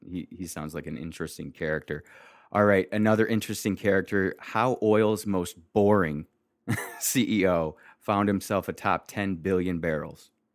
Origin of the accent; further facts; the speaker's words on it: Detroit, Michigan, United States; I grew up in Michigan and then Detroit